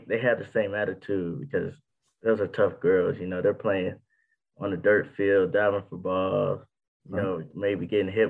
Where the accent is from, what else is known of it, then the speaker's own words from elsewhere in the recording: West Virginia, United States; also born or lived in Brownwood, Texas; now in Tennessee, United States; I'm from West Virginia